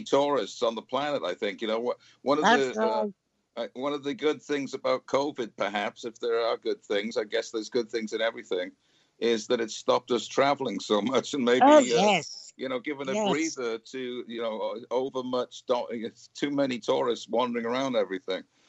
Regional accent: Cardiff, Wales, United Kingdom; moved away as an adult; now in Fort Worth, United States; I live in Fort Worth, Texas, but I grew up in Cardiff in Wales.

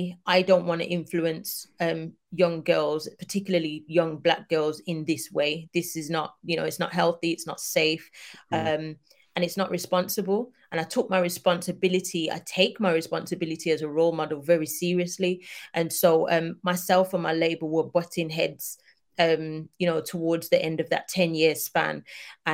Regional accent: United Kingdom; us as Black British people

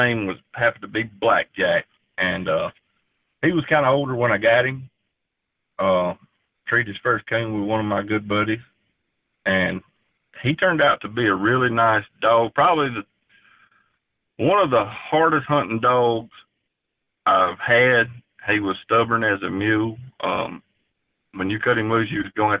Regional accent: South Georgia, United States; I'm from South Georgia. Been here my whole life

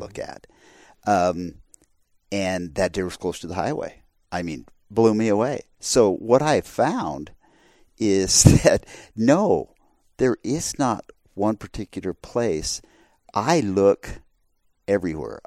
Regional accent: Arizona, United States; I grew up in Arizona. I grew up in the West

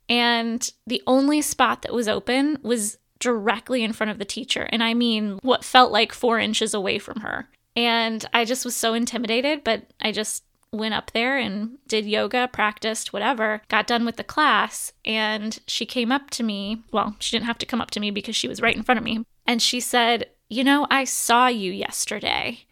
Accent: Fort Dodge, Iowa, United States; moved away as an adult; also born or lived in Los Angeles / Cedar Rapids; I'm born and raised in Iowa, Fort Dodge, Iowa

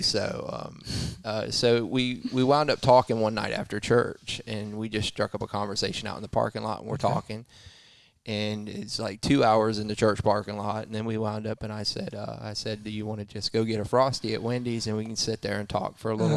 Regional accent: Fort Pierce, Florida, United States; also born or lived in Melbourne, Florida; I was born in Melbourne, moved to Fort Pierce. I was raised in Fort Pierce

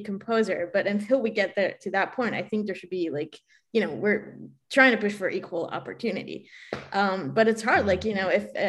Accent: Israel; moved away; I'm originally from Israel.

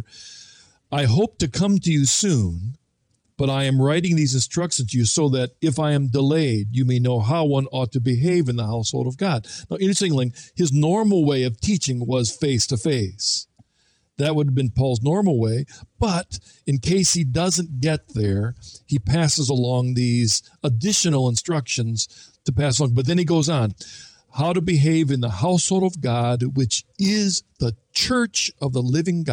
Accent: Ohio, United States; I was brought up in Ohio

